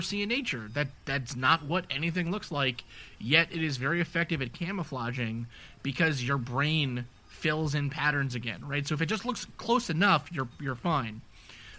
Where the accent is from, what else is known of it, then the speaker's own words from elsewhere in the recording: New York City, New York, United States; I grew up in New York City.